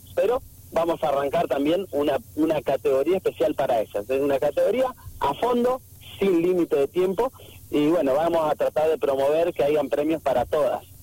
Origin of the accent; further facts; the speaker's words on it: San Rafael, Mendoza, Argentina; es mi ciudad natal